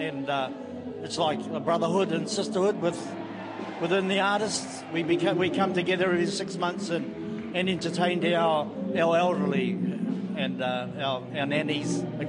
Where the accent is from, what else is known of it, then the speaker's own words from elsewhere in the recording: New Zealand; now in Mount Maunganui, New Zealand; I'm originally from Wairau. I'm now living in Mount Maunganui.